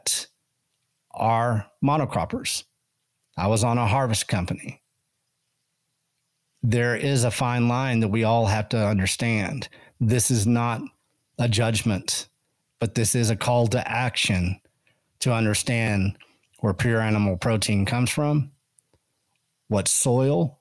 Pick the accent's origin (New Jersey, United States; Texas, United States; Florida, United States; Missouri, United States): Texas, United States; Llano Estacado, Texas Panhandle, United States; I grew up on the Llano Estacado, Panhandle, Texas.